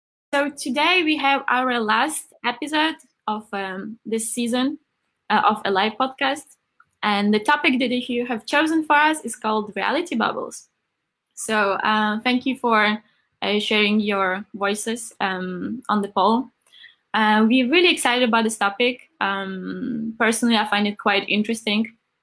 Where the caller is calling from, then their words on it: Copenhagen, Capital Region, Denmark; So I'm joining today from Copenhagen.